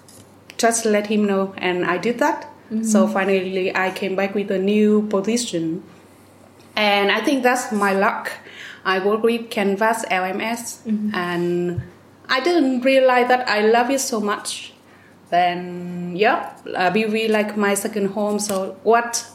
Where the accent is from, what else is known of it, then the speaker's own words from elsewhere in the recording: Vietnam; now in Hung Yen, Vietnam; My hometown is Taiping. It's about 100 kilometers from here